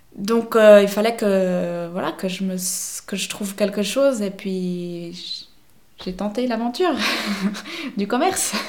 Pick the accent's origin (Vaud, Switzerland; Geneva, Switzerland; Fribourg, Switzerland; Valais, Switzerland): Vaud, Switzerland; Vevey; also born or lived in Neuchâtel; now in La Chaux-de-Fonds, Switzerland; j'ai grandi dans les environs de Vevey.